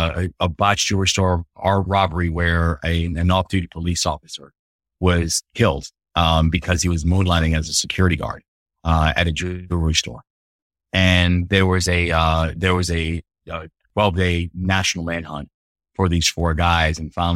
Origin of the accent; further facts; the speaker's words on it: Baltimore, Maryland, United States; the Baltimore Sun, which my hometown paper, was writing an article about this local kid who had just received the Rhodes Scholarship.